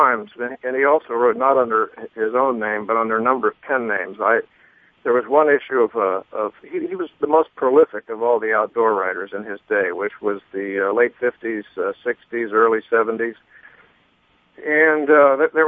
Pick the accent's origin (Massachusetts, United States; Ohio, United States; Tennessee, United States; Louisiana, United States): Ohio, United States; Columbus; moved away; I was from Columbus